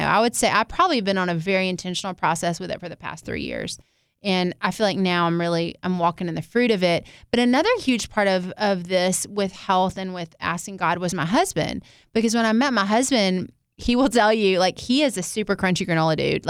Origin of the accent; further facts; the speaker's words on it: the South, United States; growing up in the South